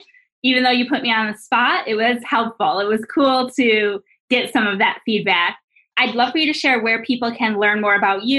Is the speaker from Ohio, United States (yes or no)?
no; New York, United States; now in Phoenix, United States; So I think moving to the Phoenix area has also helped. I mean, I'm from New York where things are very logical